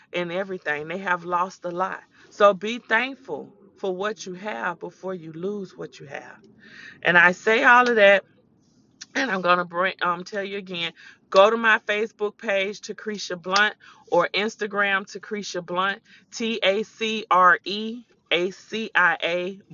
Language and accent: English; the South, United States; accent: country; I'm country. I'm from the South